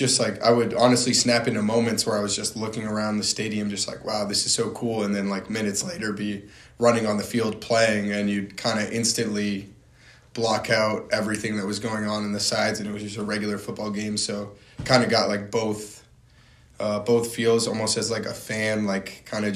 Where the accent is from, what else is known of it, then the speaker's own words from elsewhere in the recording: North Hampton, New Hampshire, United States; also born or lived in Massachusetts; I'm from Northampton, New Hampshire